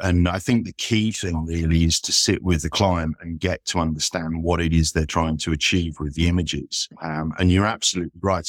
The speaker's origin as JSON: {"language": "English", "area": "Isle of Wight", "region": "South East England", "country": "United Kingdom", "tie": "born or raised there", "also_born_or_lived": "London", "moved": "as an adult", "lives_now": "Leeds, United Kingdom", "said": "I grew up on the Isle of Wight"}